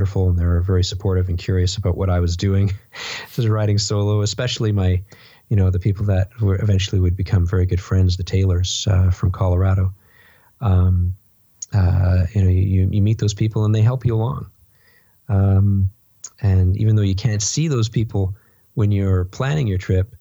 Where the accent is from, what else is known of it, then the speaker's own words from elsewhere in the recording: Canada; as a Canadian